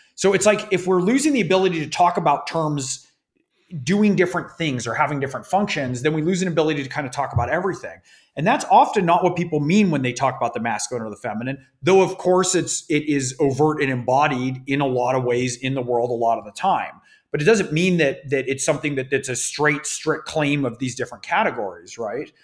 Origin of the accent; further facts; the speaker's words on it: California, United States; I grew up in California